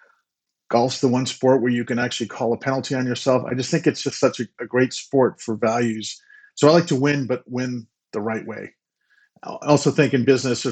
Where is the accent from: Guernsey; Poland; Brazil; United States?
United States; also born or lived in Boston, Massachusetts / New Jersey; I grew up on the East Coast in New Jersey and Boston.